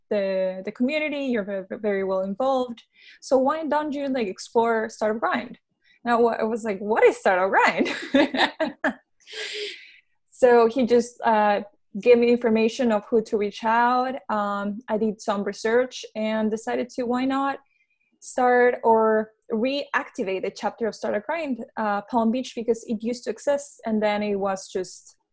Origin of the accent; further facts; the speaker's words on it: Peru; moved away as an adult; also born or lived in Venezuela; now in Florida, United States; I was born in Venezuela, raised in Peru, and I moved to the U.S. 5 years ago